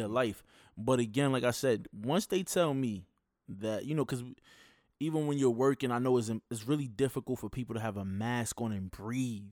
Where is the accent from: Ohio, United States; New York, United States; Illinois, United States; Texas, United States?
New York, United States; I'm from New York.